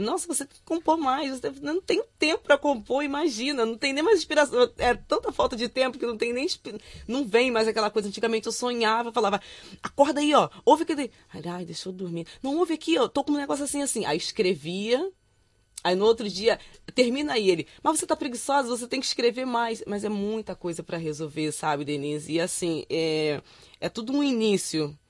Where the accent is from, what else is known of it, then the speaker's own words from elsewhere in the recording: Rio de Janeiro, Brazil; also born or lived in Duque de Caxias; eu nasci em Duque de Caxias e me criei no bairro chamado Vigário Geral